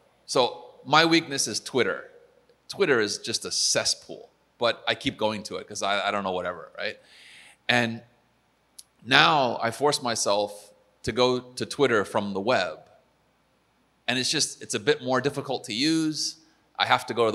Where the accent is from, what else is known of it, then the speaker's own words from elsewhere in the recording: United States; as an American